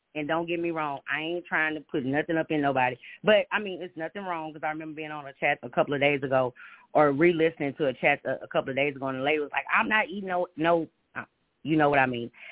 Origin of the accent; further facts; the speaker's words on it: Houston, Texas, United States; now in Minneapolis, United States; I'm from Houston, Texas. I've been living in Minneapolis for four years, so I understand the South.